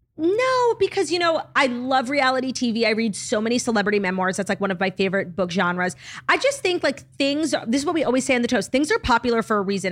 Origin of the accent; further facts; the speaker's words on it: United States; first language English; I grew up in America speaking English